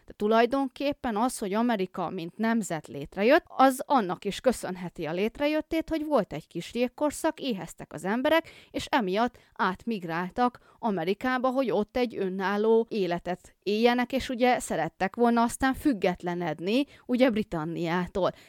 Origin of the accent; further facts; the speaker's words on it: Bakony, Hungary; én bakonyi vagyok, tehát én viszonylag szerencsésebb helyzetben vagyok itt tengerszint feletti 400 méteren